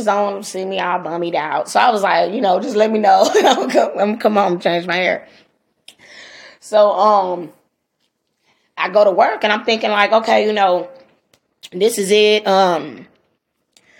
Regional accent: Los Angeles, California, United States; I'm a girl from Watts

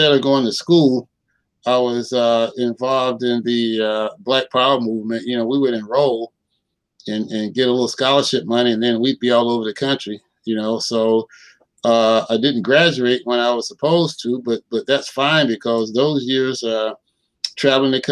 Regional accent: Sandersville, Georgia, United States; moved away as an adult; also born or lived in Atlanta, Georgia / Lawrence, Kansas; now in Kansas City, United States; I'm originally from Sandersville, Georgia, who anybody that knows me will tell you that I always say it's the hometown of the Honorable Elijah Muhammad

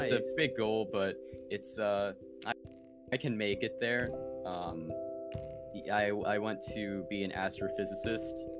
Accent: Pittsburgh, Pennsylvania, United States; I'm from around the Pittsburgh area in Pennsylvania.

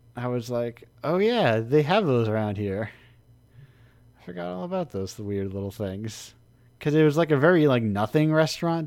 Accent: United States; I'm an American in one of the little states.

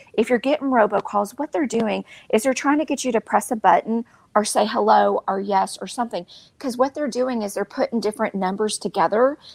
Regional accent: Beaumont, Texas, United States; moved away; I'm from Beaumont and I still have the same uh, phone number from 20 years ago in college, 409

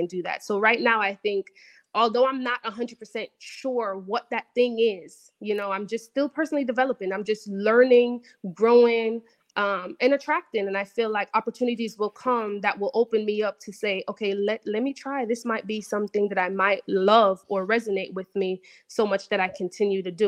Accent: Jamaica; moved away; growing up in Jamaica, there's my parents did all that they could, obviously, to get me to a country with better opportunities

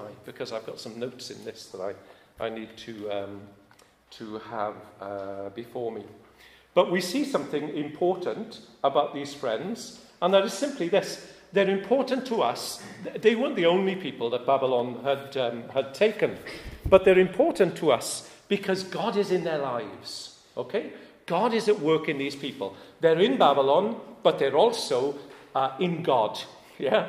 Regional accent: United Kingdom; I am British

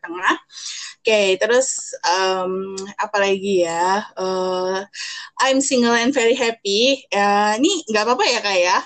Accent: Jakarta, Indonesia; moved away as an adult; now in Surakarta, Indonesia; saya besar di Jakarta

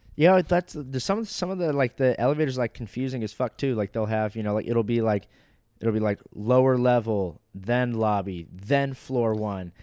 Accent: Fort Walton Beach, Florida, United States; I was born in the next town over in Fort Walton Beach

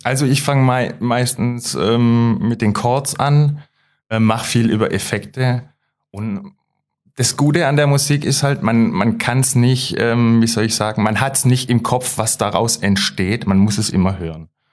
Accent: Löwenstein, Baden-Württemberg, Germany; Ich komme aus Löwenstein

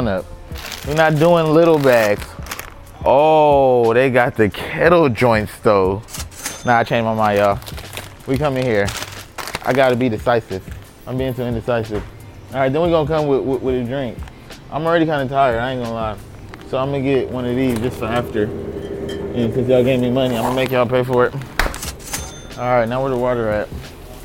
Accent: Compton, California, United States; I'm a rapper from Compton.

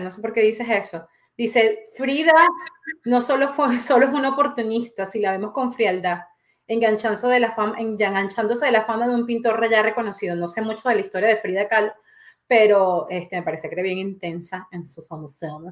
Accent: Venezuela; moved away as an adult; now in Quebec, Canada; yo nací en Venezuela y, evidentemente eh, viví 29 años de mi vida en Venezuela

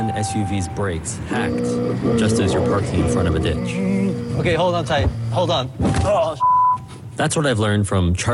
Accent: Netherlands; I'm from the Netherlands living next to Germany, so I can buy one in the Netherlands, and when I drive it into Germany, I'm suddenly an offender.

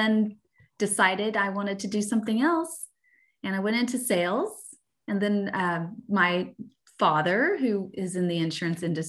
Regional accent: Dallas, Texas, United States; moved away as an adult; now in Austin, United States; we're from Dallas, the Dallas area

